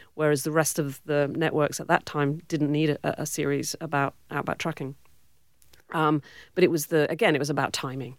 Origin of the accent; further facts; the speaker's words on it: Cornwall, South West England, United Kingdom; accent: British; moved away as an adult; also born or lived in Warwick, England; now in Western Australia, Australia; I grew up in Cornwall